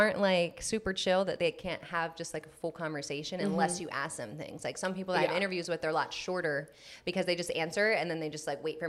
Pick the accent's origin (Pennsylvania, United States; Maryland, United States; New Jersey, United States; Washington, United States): New Jersey, United States; moved away as an adult; now in Las Vegas, United States; I'm from Jersey, so I moved to Vegas